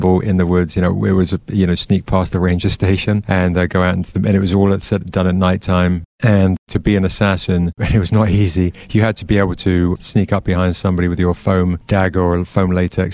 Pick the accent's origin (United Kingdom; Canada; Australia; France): United Kingdom; Surrey, South East England; moved away as an adult; now in United States; I'm from England. I'm from a small kind of county southwest of London called Surrey. And I've been here 24 years or something.